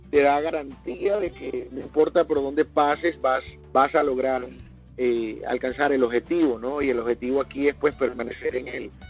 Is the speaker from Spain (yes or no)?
no; Barranquilla, Atlántico, Colombia; now in United States; Bueno, yo soy eh, de Barranquilla, Colombia. Muchos dicen que no tengo acento de costeño. Eh, de vez en cuando se me sale uno que otro eh, palabra y entonces la gente, ah, sí, sí, sí, es de la costa.